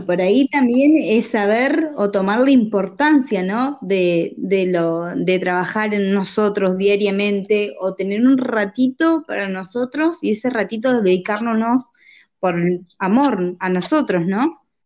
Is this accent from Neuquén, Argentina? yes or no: yes; Neuquén, Argentina; Soy de la provincia de Neuquén, nacida y criada acá